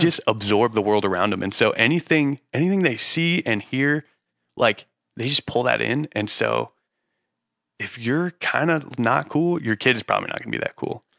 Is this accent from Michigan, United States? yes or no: no; Utah, United States; moved away as an adult; also born or lived in San Diego; Growing up in Utah